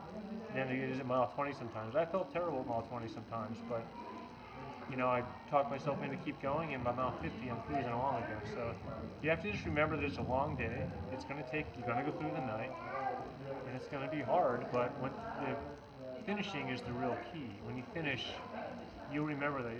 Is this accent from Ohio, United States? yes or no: no; Utah, United States; I'm from Utah, like the second driest state on the planet